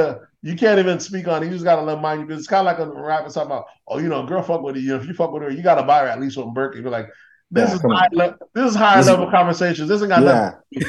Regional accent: Florida, United States; He's a Florida boy. That's what he got. I'm from Florida.

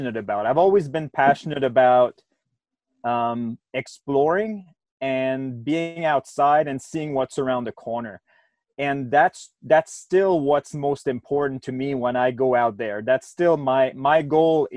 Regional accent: Quebec City, Quebec, Canada; now in Banff, Canada; I've lived in Banff for 10 years or so now. I'm from Quebec City originally, so Eastern Canada

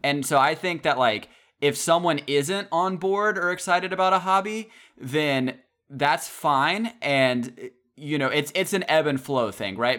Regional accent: the South, United States; growing up in the South

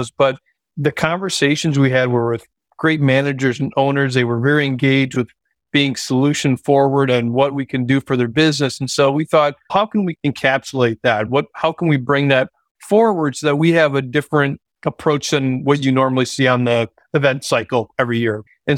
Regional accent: Kentucky, United States; I'm from Kentucky, this person's from Ohio.

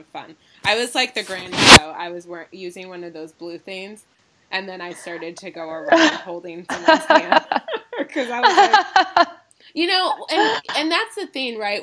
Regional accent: Ann Arbor, Michigan, United States; also born or lived in Los Angeles; my hometown of Ann Arbor

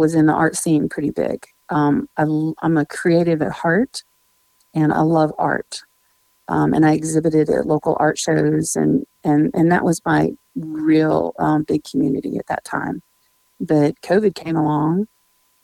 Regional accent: Nebraska, United States; moved away as an adult; also born or lived in Tennessee; now in Nashville, United States; I grew up in Nebraska in a small town, a farming community.

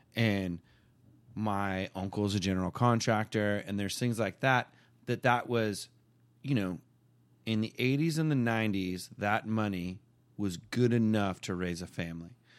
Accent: Simi Valley, California, United States; where I grew up in Simi Valley, California

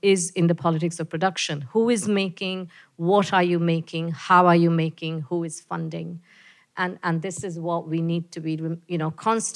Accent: India; now in New Zealand; as an Indian person

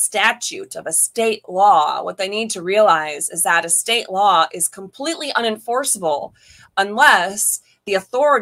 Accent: Michigan, United States; now in Florida, United States; I was born in Michigan

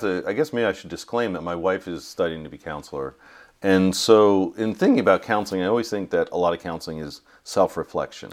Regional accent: New York, United States; moved away as an adult; also born or lived in California; I grew up in New York. I went to school in California

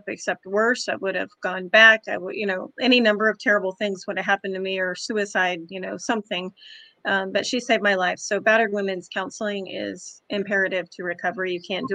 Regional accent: Kansas, United States; moved away as an adult; now in Florida, United States; I'm from Kansas originally. I've been in Florida 9.5 years

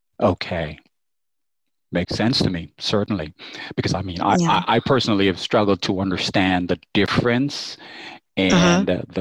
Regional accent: United States; as an American

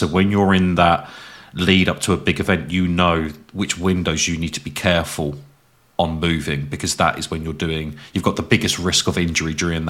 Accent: England, United Kingdom; I'm English.

